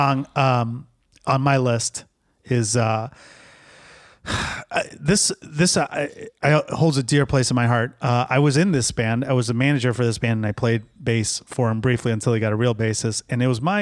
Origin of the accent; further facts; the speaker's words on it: Oak Brook, Illinois, United States; also born or lived in Lincolnwood, Illinois; Oak Brook was a wealthy community, and we moved in third grade